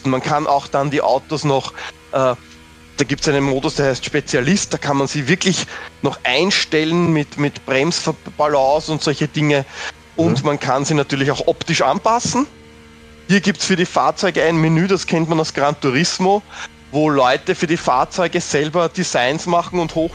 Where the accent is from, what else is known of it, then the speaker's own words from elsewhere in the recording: Austria; natürlich als Österreicher, eh klar.